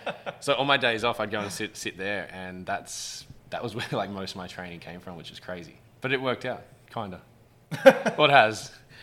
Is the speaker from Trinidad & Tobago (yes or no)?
no; Orange, New South Wales, Australia; The early days was like any childhood in a country town. Wasn't a great deal to do, so we'd hang out at the park, hang out at the pool.